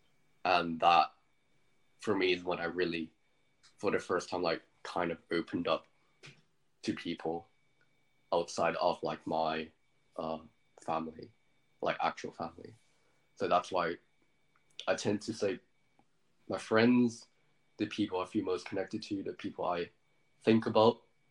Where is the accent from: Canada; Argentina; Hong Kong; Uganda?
Hong Kong; first language English; moved away as an adult; now in United Kingdom; my first language was English, but I grew up in Hong Kong.